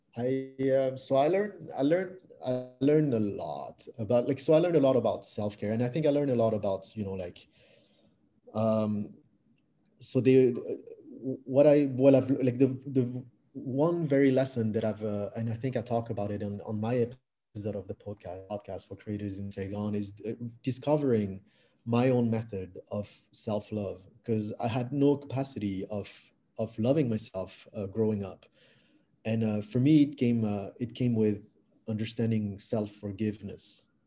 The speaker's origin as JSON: {"language": "English", "country": "France", "tie": "born or raised there", "also_born_or_lived": "Canada / Australia / New Caledonia", "second_language": "English", "moved": "as an adult", "lives_now": "Vietnam", "said": "I was uh, born and raised in France uh, from Vietnamese parents. And then I moved to Canada when I was 19 years old uh, to study English"}